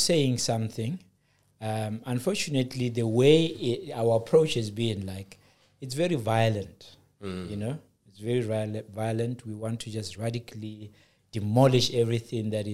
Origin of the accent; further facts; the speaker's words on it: South Africa; I come from the plateau of South Africa.